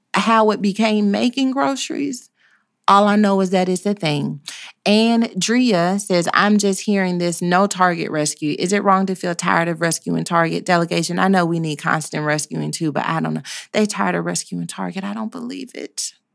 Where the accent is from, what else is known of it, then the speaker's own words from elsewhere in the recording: Texas, United States; we are the South as well. you can't get no more Southern than where we are